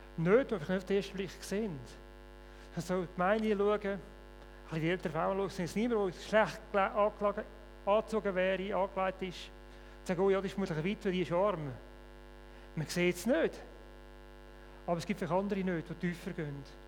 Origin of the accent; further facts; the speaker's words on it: Switzerland; Bei uns in der Schweiz